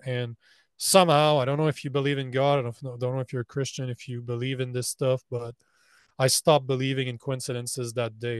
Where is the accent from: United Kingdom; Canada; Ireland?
Canada; I'm Canadian